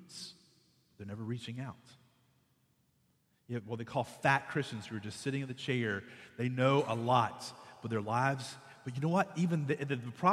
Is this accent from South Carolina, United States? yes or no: yes; Conway, South Carolina, United States; I'm from Conway